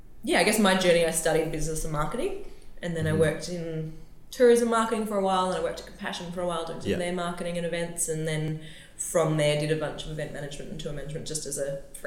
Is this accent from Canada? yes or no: no; Newcastle, New South Wales, Australia; also born or lived in Sydney; We were living in Sydney, but I'm from Newcastle. And when we moved back up here